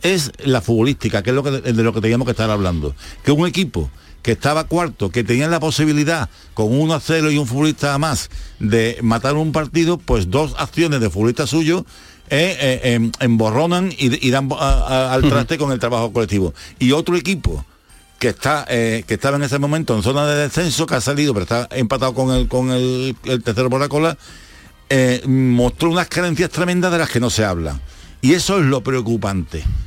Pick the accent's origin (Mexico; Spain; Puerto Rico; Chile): Spain; Seville, Andalusia; como sevillano, como andaluz